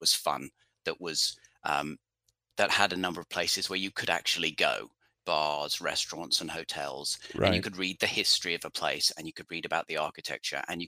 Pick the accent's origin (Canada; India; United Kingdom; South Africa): United Kingdom; about 15 miles north of London, East of England; moved away as an adult; now in United States; I'm from England originally, from London, about 15 miles north of London. But I've lived here in the States for coming up to 20 years